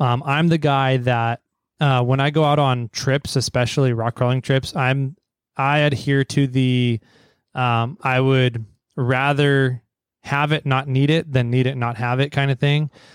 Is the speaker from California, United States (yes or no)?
yes; Fresno, California, United States; now in Sacramento, United States; I grew up down near Fresno in the, the Fresno, Visalia, Tulare, Hanford area of Sacramento in the Central Valley